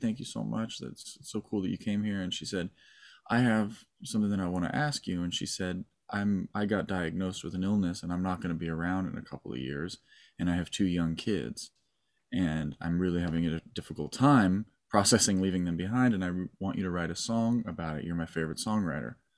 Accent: Malibu, California, United States; I was born in Malibu and raised in Malibu

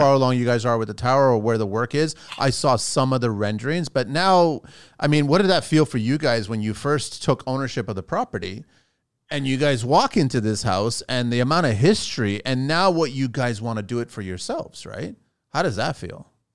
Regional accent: Azores, Portugal; now in Canada; I'm from the Azores

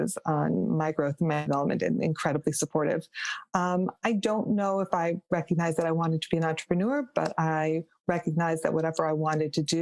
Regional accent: Rochester, New York, United States; I grew up in Rochester, New York, just about an hour outside of, outside of Buffalo and then next door to Canada.

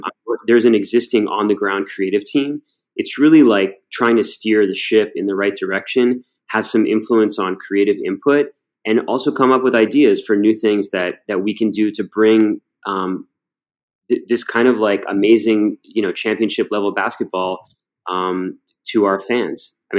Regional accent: Cleveland, Ohio, United States; People obviously knew that I was from Cleveland

